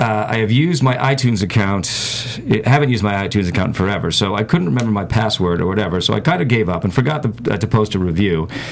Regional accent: Boston, Massachusetts, United States; moved away; Originally, I'm from the Boston area

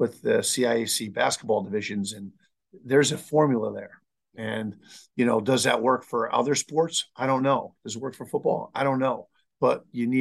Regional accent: New Jersey, United States; moved away; growing up in New Jersey, I also played in a Thanksgiving Day football game, 4 years high school

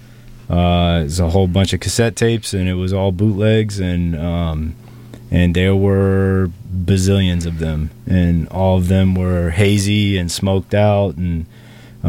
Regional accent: Memphis, Tennessee, United States; I'm originally from Memphis

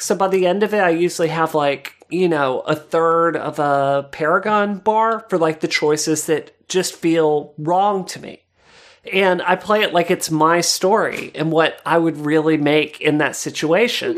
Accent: Mississippi, United States; growing up in Mississippi

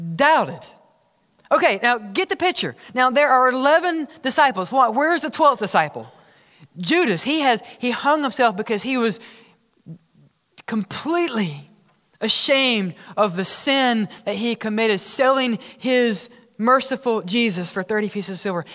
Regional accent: Oxford, Mississippi, United States; growing up in Oxford, Mississippi, when I was learning how to drive

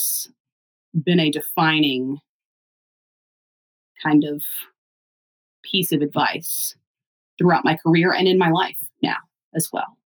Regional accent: the South, United States; I'm from the South

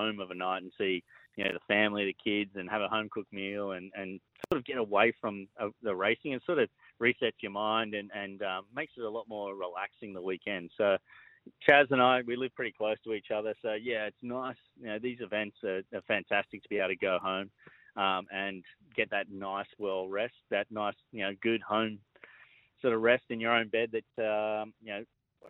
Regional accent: Penrith, New South Wales, Australia; I was born in the Penrith, but yeah, lived in Emu.

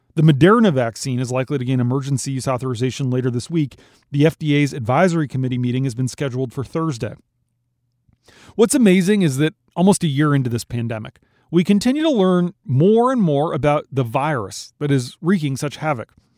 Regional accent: Minnesota, United States; my home state of Minnesota

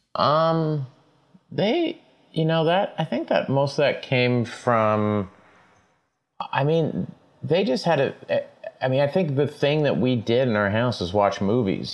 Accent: Tulsa, Oklahoma, United States; I was uh, born and raised in Tulsa, Oklahoma

